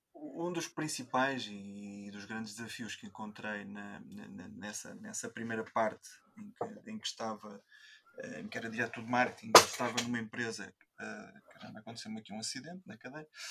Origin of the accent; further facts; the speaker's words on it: Coimbra, Centro, Portugal; vivo em Coimbra, nascido e criado em Coimbra